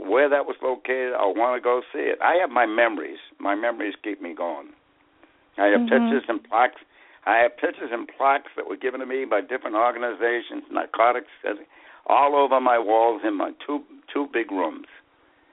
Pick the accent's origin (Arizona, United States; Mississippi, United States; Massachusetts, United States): Massachusetts, United States; Boston; accent: Boston; moved away as an adult; now in Florida, United States; my Boston accent with the R's on the end